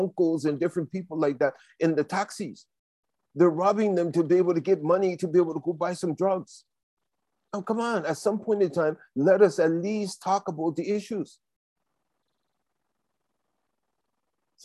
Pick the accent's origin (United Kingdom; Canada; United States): Canada; Toronto, Ontario; Downtown Toronto, it is one of the worst places. I grew up in Regent Park